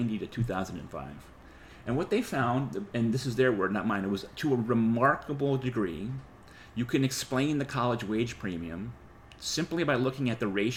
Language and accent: English; New England, United States; moved away; I come from New England